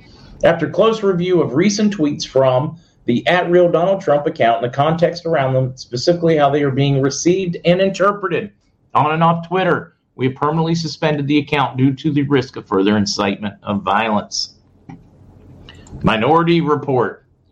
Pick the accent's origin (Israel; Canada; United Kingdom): Canada; I'm Canadian, and that doesn't upset me at all.